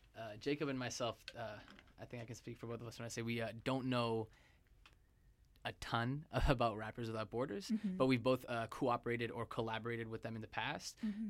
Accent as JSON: {"language": "English", "country": "Zambia", "moved": "as an adult", "lives_now": "Vancouver, Canada", "said": "I came from a ways away. I came from Zambia, and I came into first year residence, and you know, I didn't know anybody, I didn't know anything about Canada at all"}